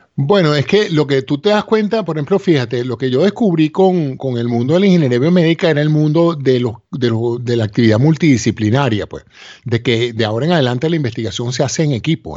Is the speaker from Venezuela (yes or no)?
yes; Venezuela; moved away as an adult; now in United States; mi alma mater, a la Universidad Central de Venezuela